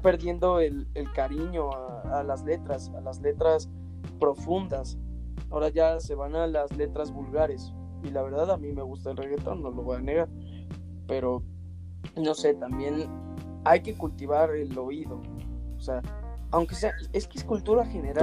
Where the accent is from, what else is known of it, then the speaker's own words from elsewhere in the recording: Mexico; somos mexicanos